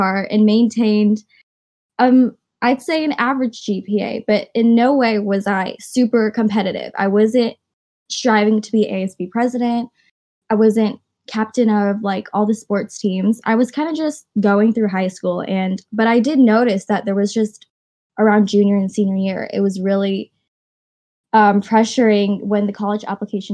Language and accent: English; Irvine, California, United States; I was born and raised in Irvine